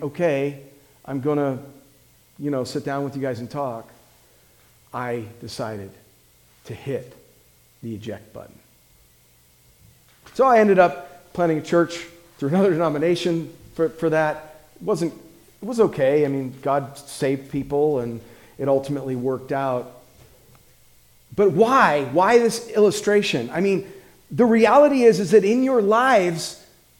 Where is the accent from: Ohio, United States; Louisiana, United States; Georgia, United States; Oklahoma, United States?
Ohio, United States; also born or lived in Morgantown, West Virginia; moved back to Ohio to church plant in my hometown